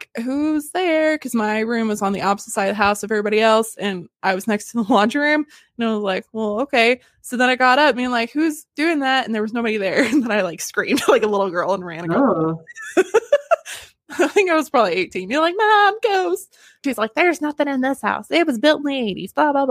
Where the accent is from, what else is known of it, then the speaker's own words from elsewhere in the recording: Arkansas, United States; moved away; the airport in my hometown, which was flipping Arkansas